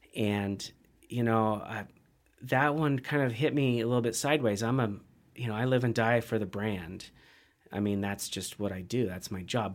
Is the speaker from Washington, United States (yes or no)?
yes; Central Washington, United States; also born or lived in Bend, Oregon; now in Missoula, United States; I'm a kid from Central Washington